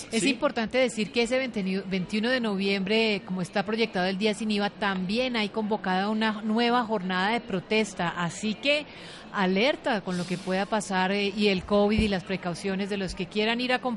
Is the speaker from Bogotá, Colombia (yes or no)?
no; Moniquirá, Boyacá, Colombia; yo soy de Muniquirá, Boyacá